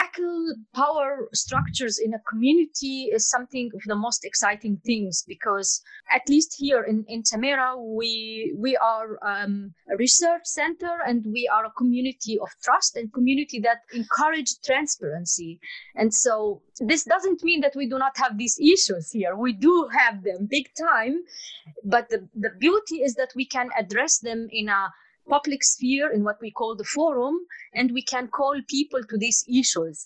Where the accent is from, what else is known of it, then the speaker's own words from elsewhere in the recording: Palestine; now in Portugal; As I come from the Fertile Crescent, you call it the Middle East, I call it the Fertile Crescent